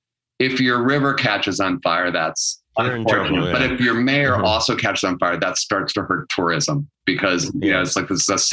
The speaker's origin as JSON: {"language": "English", "town": "Cleveland", "region": "Ohio", "country": "United States", "tie": "born or raised there", "said": "when I was growing up in Cleveland"}